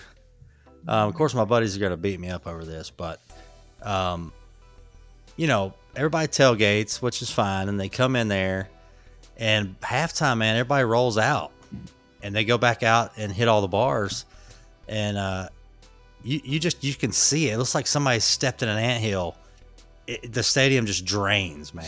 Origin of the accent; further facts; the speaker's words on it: Atlanta, Georgia, United States; moved away as an adult; also born or lived in Marietta, Georgia; now in Charlotte, United States; we're from Atlanta. I was born and raised there. I was actually born in Marietta